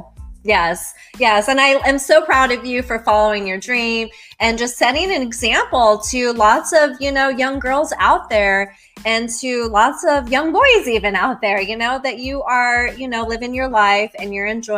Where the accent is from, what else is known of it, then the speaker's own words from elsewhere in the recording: Colorado, United States; now in Florida, United States; I'm originally from Colorado